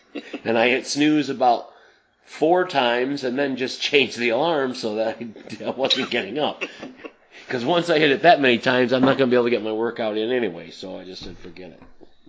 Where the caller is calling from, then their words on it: North Adams, Michigan, United States; I'm coming from North Adams, Michigan, and David's across the continent in California.